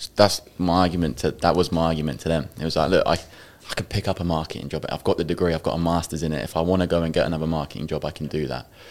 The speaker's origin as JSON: {"language": "English", "town": "Ipswich", "region": "East of England", "country": "United Kingdom", "said": "I'm from Ipswich, a s- small place"}